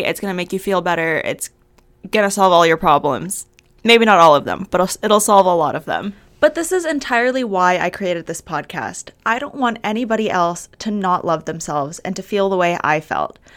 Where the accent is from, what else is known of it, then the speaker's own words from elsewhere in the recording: Albuquerque, New Mexico, United States; moved away as an adult; now in Arizona, United States; I am from Albuquerque, New Mexico, but I moved to Arizona for school